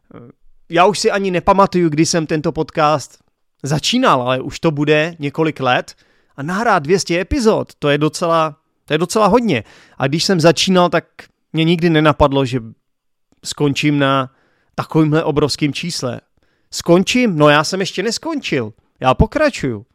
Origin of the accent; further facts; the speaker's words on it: Czechia; first language Czech; my Češi